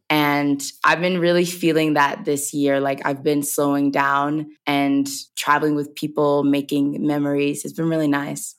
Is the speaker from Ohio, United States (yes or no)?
no; Covington, Georgia, United States; moved away as an adult; I'm from Covington, Georgia. I'm a country girl. It's a real small town